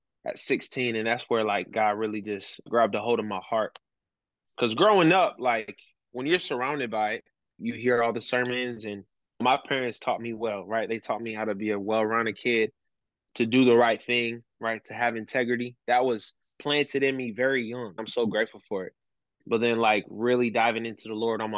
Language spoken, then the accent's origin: English; Sturgis, Michigan, United States; also born or lived in Brazil / Elkhart, Indiana; now in Centerville, United States; I was raised in Sturgis, Michigan